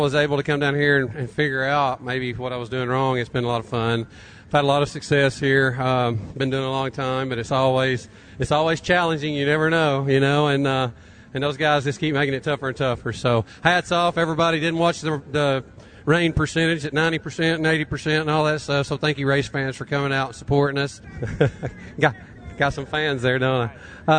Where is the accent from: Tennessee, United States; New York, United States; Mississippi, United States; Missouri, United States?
Tennessee, United States; East; growing up on the East Tennessee tracks, that was Tennessee and Cleveland and Boyd's and those places.